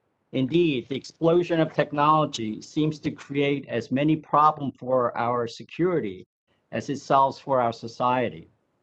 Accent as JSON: {"language": "English", "town": "Lakewood", "region": "New Jersey", "country": "United States", "said": "Senator Booker, I'm also from New Jersey, Ocean County, Lakewood, New Jersey."}